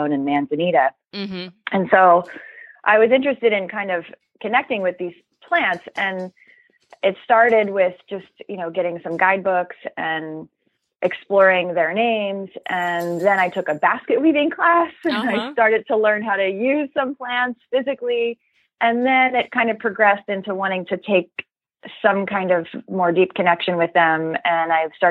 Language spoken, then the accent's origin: English; Philadelphia, Pennsylvania, United States; moved away as an adult; also born or lived in Southern Oregon / Pacific Northwest; I grew up in the Philadelphia area and I went to college here, and then I moved west